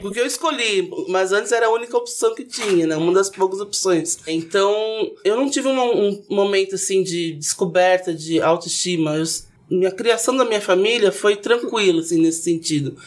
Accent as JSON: {"language": "Portuguese", "town": "Santos", "region": "São Paulo", "country": "Brazil", "moved": "as an adult", "lives_now": "São Paulo, Brazil", "said": "Eu sou de Santos, vim morar em São Paulo para trabalhar"}